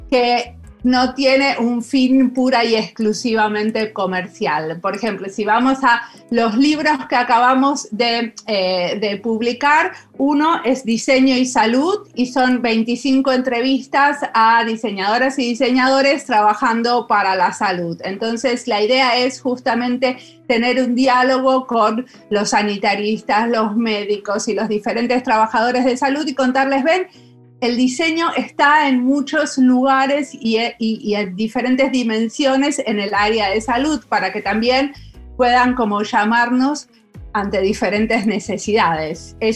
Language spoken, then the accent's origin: Spanish; Argentina; moved away as an adult; now in Finland; Em, cuando yo vine acá en Argentina, un dólar, un euro y un peso valían lo mismo. Yo me acababa de recibir de diseñadora industrial en la UBA y no había trabajo para nosotros